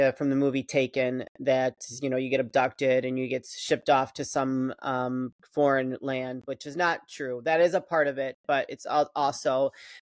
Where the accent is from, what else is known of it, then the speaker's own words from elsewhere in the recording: Chicago, Illinois, United States; I grew up in the Chicagoland area.